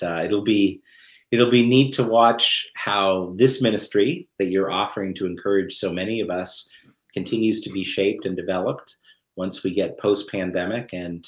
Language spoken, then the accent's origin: English; Grand Manan, New Brunswick, Canada; I would say I was from Seal Cove, Grand Manan, and yeah. People who knew Grand Manan would look at me and go, "No, you're not. I don't even know who you are."